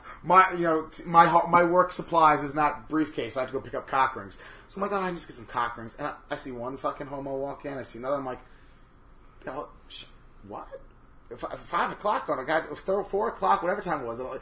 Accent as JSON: {"language": "English", "region": "New York", "country": "United States", "said": "I am a New Yorker through and through"}